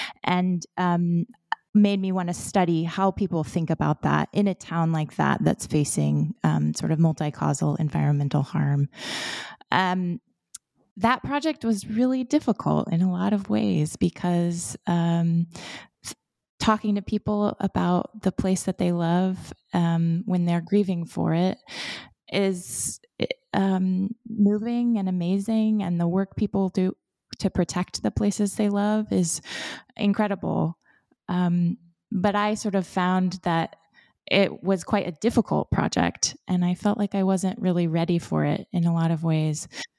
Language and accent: English; Florida, United States; So I was born and raised in Florida in a coastal community. And so I grew up in cypress swamps and seagrass estuaries and in sandy pine forests.